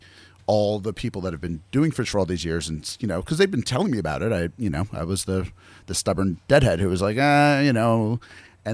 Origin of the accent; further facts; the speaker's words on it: New York, United States; moved away as an adult; now in western US; I'm from New York and I live out west